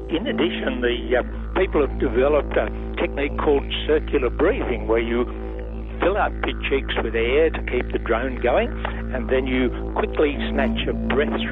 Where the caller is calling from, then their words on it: San Diego, California, United States; I'm calling from San Diego, California, in the U.S.